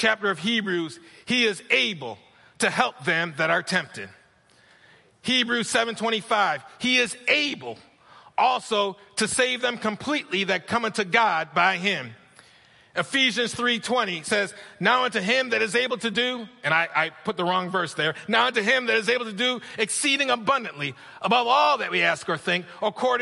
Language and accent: English; New York, United States; moved away; I'm from New York